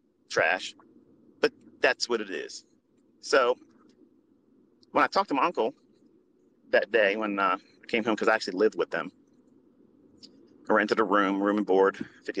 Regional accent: Middle River, Maryland, United States; I'm from Middle River, which is across the street, basically, from Essex, which is down the street from Dundalk, Maryland. Okay. And they are like the armpits of Maryland. Okay. As far as like white trash, like that's the areas where you see it from. And I can say that because I came up from it

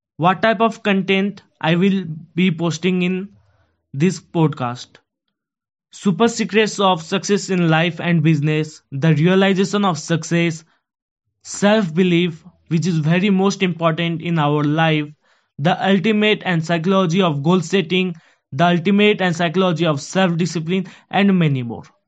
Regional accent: Kathmandu, Bagmati, Nepal; moved away as an adult; also born or lived in Punjab, India; now in India; I am from Kathmandu, Nepal, and I study in India

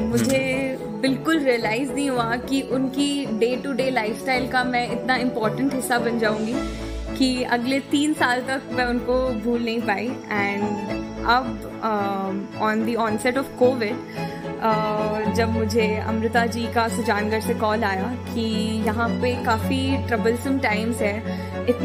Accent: Delhi, India; वैसे तो मैं दिल्ली की रहने वाली हूँ बट uh, मेरे जो पिताजी हैं वो uh, एक आर्मी पर्सनल हैं तो हर दो साल सिटी टू सिटी मूव करते हुए

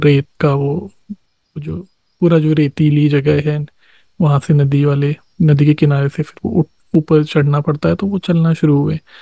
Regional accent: Bihar, India; जो मेरा गांव है यहीं बिहार में

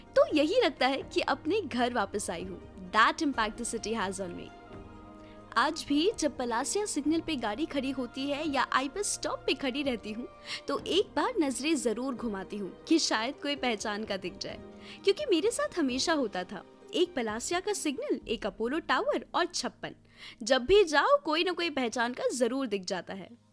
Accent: Indore, Madhya Pradesh, India; moved away; हम इंदौर वाले

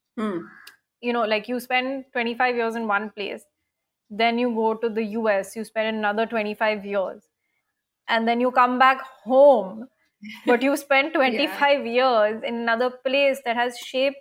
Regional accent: India; moved away as an adult; also born or lived in Delhi / United States; I have always grown up in India

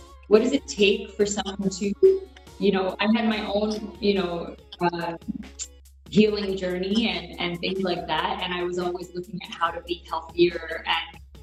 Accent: United States; I'm Indian American. I was born in the U.S.

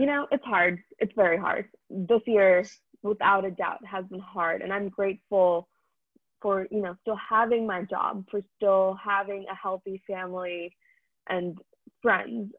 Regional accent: India; now in United States; I'm Indian

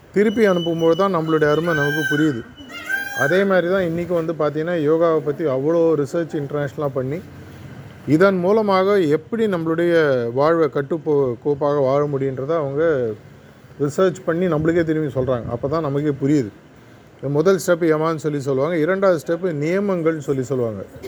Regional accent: Chennai, Tamil Nadu, India; நான் பிறந்து வளர்ந்ததெல்லாம் சென்னை

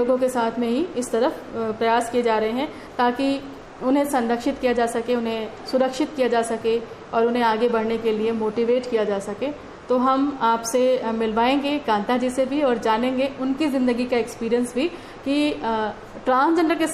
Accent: Muzaffarnagar, Uttar Pradesh, India; मैं यूपी मुजफ्फरनगर से बिलोंग करता हूँ

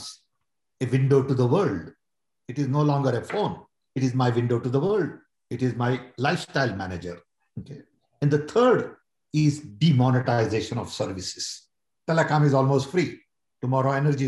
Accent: India; I'm Indian

